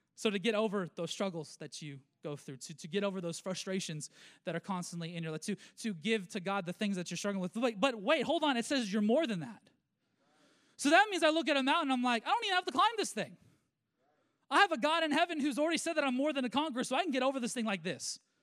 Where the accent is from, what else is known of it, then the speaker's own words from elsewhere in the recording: United States; I am a Christian and a believer before I'm an American